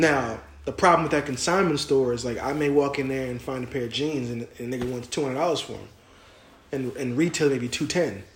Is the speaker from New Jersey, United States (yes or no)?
yes; near Cherry Hill, New Jersey, United States; I'm not really from Cherry Hill. I'm, I'm just near it